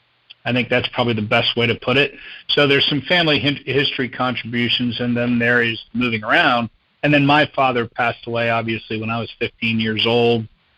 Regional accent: New Jersey, United States; also born or lived in Indiana / Kentucky / Wisconsin / Texas; I was born in Indiana, moved to Kentucky, Wisconsin, Texas, Brazil, South America, and then New Jersey was junior high and high school. So, you know, corporate brat, not military brat.

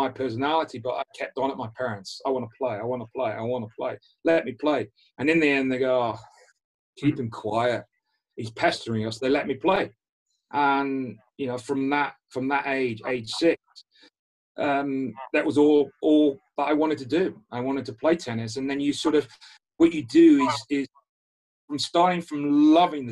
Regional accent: Liverpool, North West England, United Kingdom; when I was coming from Liverpool

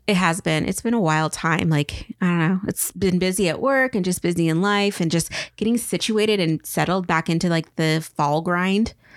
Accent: Tri-Cities, eastern Washington, United States; born or raised there

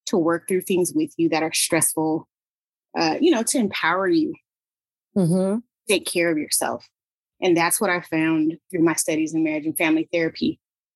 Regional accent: San Diego, California, United States; also born or lived in Ohio / Twentynine Palms, California; I'm originally from San Diego, California

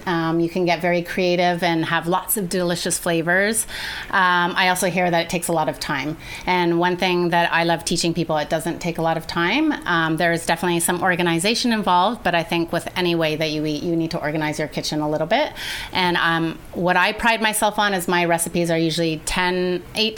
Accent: Canada; moved away as an adult; now in Nicaragua; I'm from Canada, but we both live in Nicaragua.

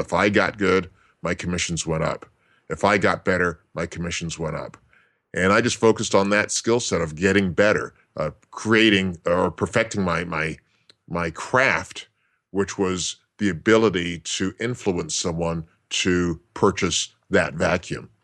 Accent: Toronto, Ontario, Canada; now in Las Vegas, United States; I grew up in Toronto

